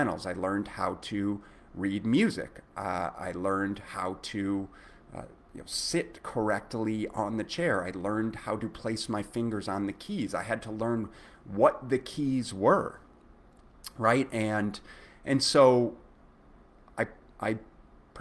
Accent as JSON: {"language": "English", "town": "Minneapolis", "region": "Minnesota", "country": "United States", "tie": "born or raised there", "said": "I was growing up in Minneapolis"}